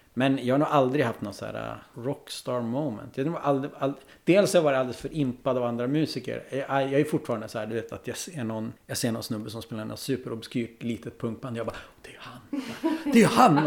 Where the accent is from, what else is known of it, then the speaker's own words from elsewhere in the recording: Vännäs, Västerbotten County, Sweden; also born or lived in Umeå; jag är från Vännäs